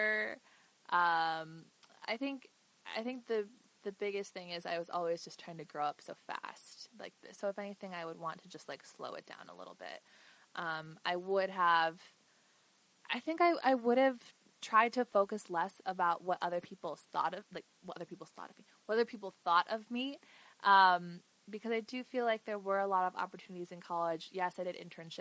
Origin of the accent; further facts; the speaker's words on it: United States; I'm very proud of my roots and who I am, but I'm an American